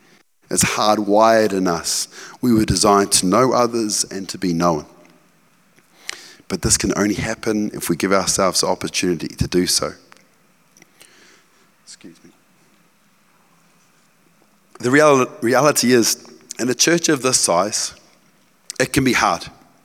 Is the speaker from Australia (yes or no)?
no; Cambridge, East of England, United Kingdom; So I grew up in Cambridge, in rural Cambridge on the farm. I was like a country bumpkin, right?